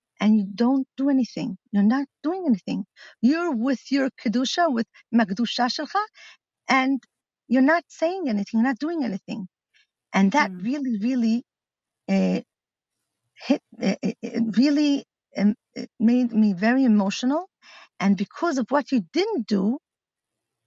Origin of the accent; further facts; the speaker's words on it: Milan, Lombardy, Italy; moved away as an adult; also born or lived in Crown Heights, New York; now in Metula, Israel; My parents are shlichas in Milan